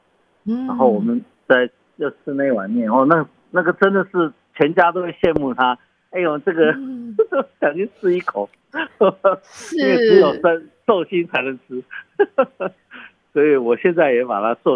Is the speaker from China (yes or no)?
yes; Sichuan, China; now in Taitung, Taiwan; 我们四川人叫做熟油辣椒，就是辣椒粉，然后加上花椒粉等等